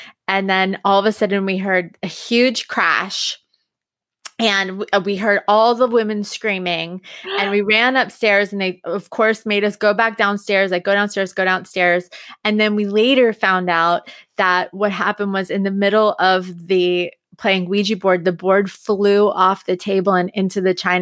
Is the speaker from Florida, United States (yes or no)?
no; Long Island, New York, United States; I grew up on Long Island